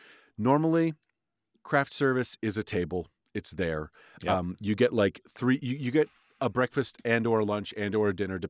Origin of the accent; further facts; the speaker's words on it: New York City, New York, United States; growing up in New York City